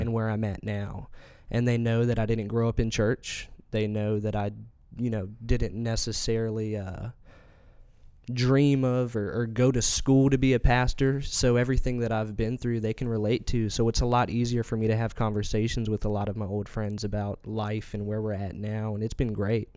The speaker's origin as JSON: {"language": "English", "town": "Elizabeth City", "region": "North Carolina", "country": "United States", "tie": "born or raised there", "also_born_or_lived": "Colorado Springs, Colorado", "said": "we moved here when I turned seven years old. He actually landed a job at the Daily Advance as their editor."}